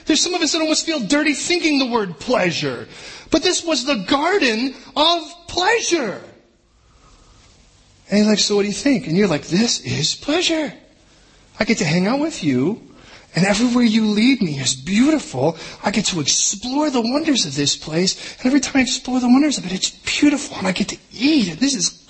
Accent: United States; as an American

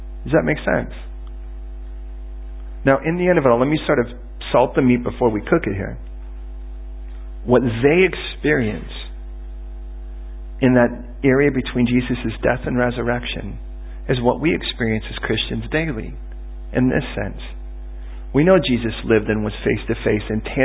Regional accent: United States; I'm American

